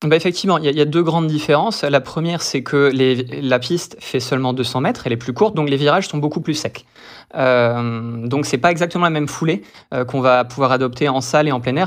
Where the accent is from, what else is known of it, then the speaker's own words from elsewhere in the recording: Brest, Brittany, France; moved away as an adult; also born or lived in Toulouse / United States; je suis brestois, je suis né à Brest et je suis de Brest même